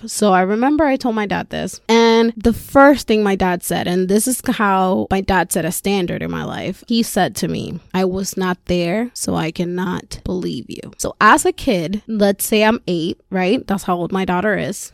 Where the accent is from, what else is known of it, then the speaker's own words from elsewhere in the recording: Puerto Rico; first language Spanish; English is a second language; moved away as an adult; also born or lived in Florida; Born and raised in Puerto Rico